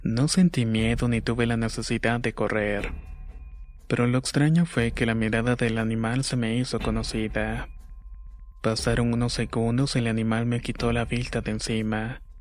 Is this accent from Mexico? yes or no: yes; Acapulco, Guerrero, Mexico; Soy originario de Acapulco Guerrero. Mis padres son de la Costa Chica, así que pasé buena parte de mi niñez en el campo.